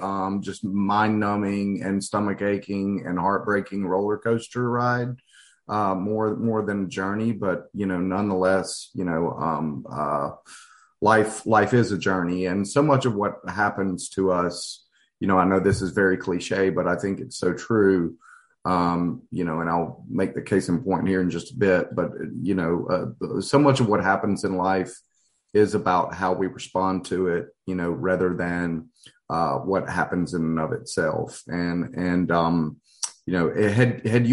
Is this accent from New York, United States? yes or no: no; Hattiesburg, Mississippi, United States; I'm actually a fifth generation child and native of Hattiesburg, and was raised in a conservative, you know, Christian environment